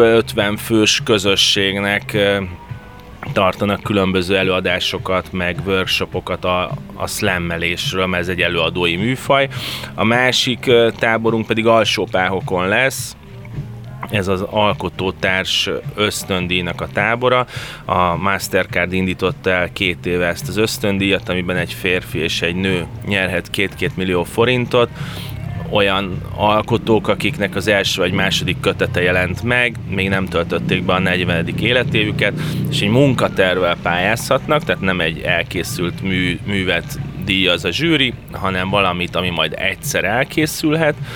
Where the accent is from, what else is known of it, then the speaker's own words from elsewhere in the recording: Budapest, Hungary; én Budapesten születtem